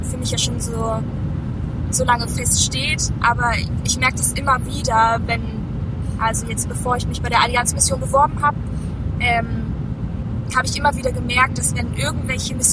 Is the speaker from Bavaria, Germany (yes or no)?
no; Zossen, Brandenburg, Germany; also born or lived in Detmold; In Zossen, das ist in der Nähe von Berlin.